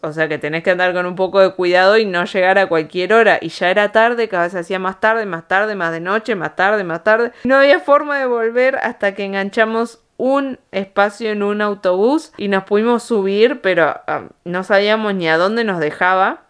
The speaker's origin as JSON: {"language": "Spanish", "country": "Argentina", "also_born_or_lived": "New York, United States", "moved": "yes", "lives_now": "Spain", "said": "nosotros como argentinos"}